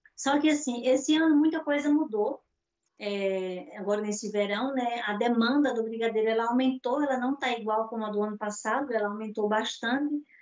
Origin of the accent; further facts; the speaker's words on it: Natal, Rio Grande do Norte, Brazil; moved away as an adult; now in Portugal; Eu sou de Natal, Rio Grande do Norte, é a cidade do sol